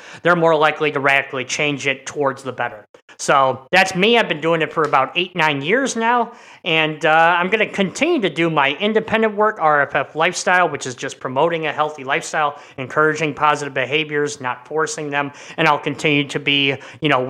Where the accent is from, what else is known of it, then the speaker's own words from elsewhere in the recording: Midwest, United States; as a Midwesterner